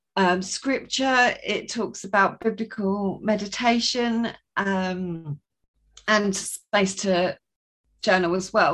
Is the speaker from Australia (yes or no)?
no; Sussex, South East England, United Kingdom; I am from Sussex in England, so just on the south coast there